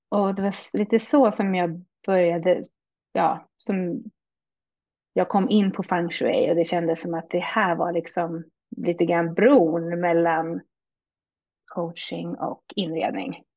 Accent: Hälsingland, Gävleborg County, Sweden; moved away as an adult; also born or lived in Stockholm / Uppsala / France; now in Canada; jag är född i Stockholm växte mest upp i Hälsingland med min mamma

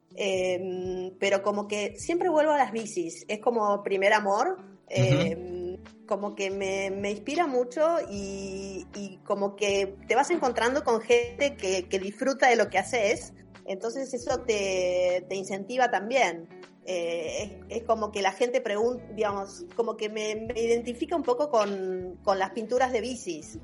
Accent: Tandil, Buenos Aires Province, Argentina; moved away as an adult; yo soy de Tandil, em, me vine a vivir hace 30 años acá, pero cuando era chiquita empecé a andar en Tandil

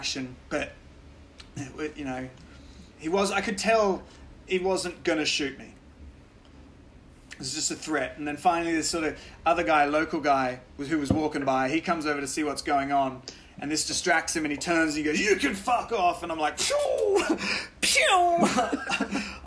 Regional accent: Australia; I'm from Australia.

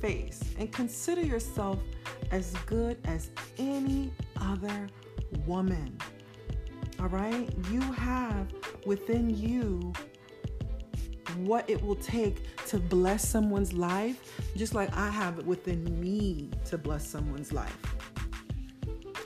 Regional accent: Nigeria; me being Nigerian

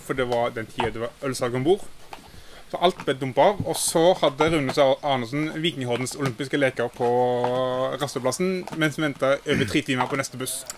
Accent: Haugesund, Rogaland, Norway; jeg er jo fra Haugesund

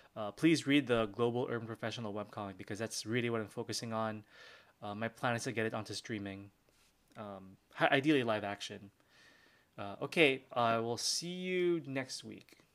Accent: Philippines; I'm Filipino

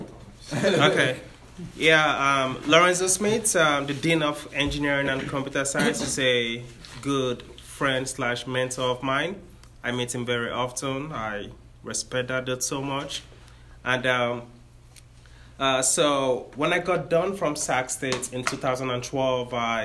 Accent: Nigeria; now in Sacramento, United States; I am from Nigeria. That's why I have my accent.

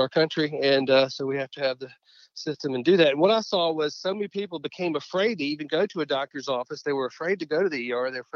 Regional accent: Pensacola, Florida area, coast of Mississippi, Southeast, United States; also born or lived in Gulfport, Mississippi / Mobile, Alabama; I grew up in the Southeast. Was born in Gulfport, Mississippi, but grew up in Pensacola, Florida area, and then moved over to the coast of Mississippi for middle school and high school.

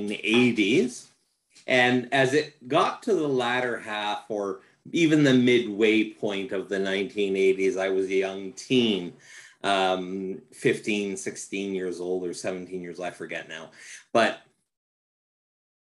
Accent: Canada; I'm from Canada, if your viewers don't know this already. And in Canada, it is almost a rite of passage. Every child went through it in my age demographic

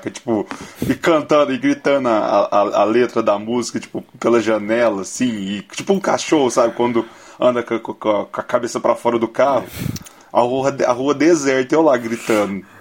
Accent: Brazil; Ah, eu, eu, bebo porque eu lembro que eu sou brasileiro. Aí eu, eu tenho que beber.

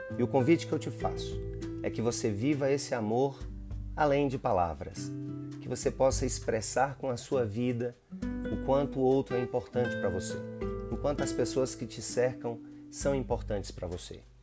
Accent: Brazil; nós, como brasileiros

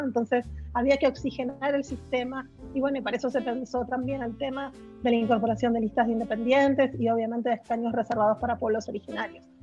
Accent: Argentina; moved away as an adult; also born or lived in United States; now in Chile; yo soy argentina de origen

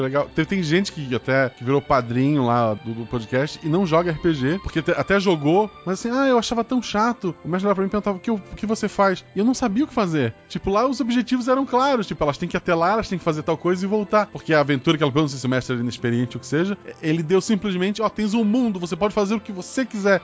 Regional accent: Florianópolis, Santa Catarina, Brazil; eu morava no morro em Florianópolis

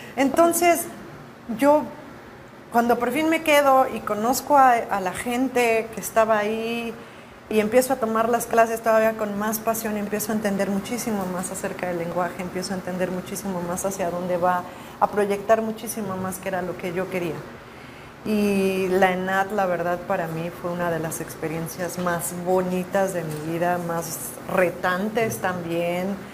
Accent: Morelia, Michoacán, Mexico; moved away as an adult; also born or lived in Mexico City, Mexico; now in United States; Nací en Morelia, Michoacán, allá crecí, después me fui a vivir al DF y bueno, luego me vine para acá a Estados Unidos

